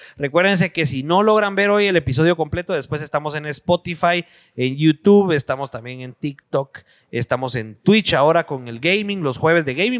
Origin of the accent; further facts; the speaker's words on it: Guatemala City, Guatemala Department, Guatemala; en las colonias, por, lo menos en la zona 7, en la floresta, que es donde nosotros crecimos también